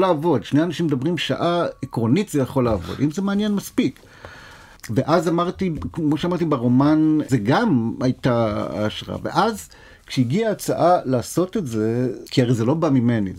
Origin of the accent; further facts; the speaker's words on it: Nof Ayalon, Central District, Israel; ביישוב שאני גדלתי בו, בנוף איילון